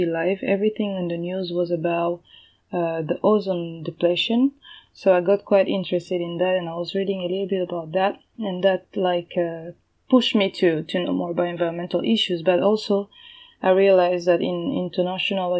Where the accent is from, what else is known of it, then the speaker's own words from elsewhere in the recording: Kinshasa, DR Congo; moved away as an adult; also born or lived in Lubumbashi, Democratic Republic of Congo; now in Japan; I'm from the Democratic Republic of Congo. I was born there in the city of Lubumbashi. Then I moved to Kinshasa when I was about 5 years old. Mm. I spent pretty much my life there, where I did my high school